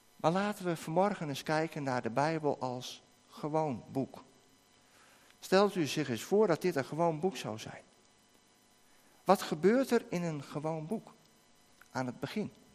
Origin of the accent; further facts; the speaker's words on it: Netherlands; van ons als Nederlanders